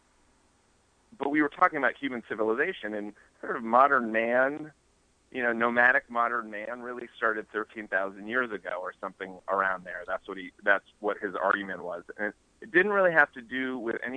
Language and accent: English; New Hampshire, United States; we grew up in New Hampshire, which has these beautiful, if not short, mountains called the White Mountains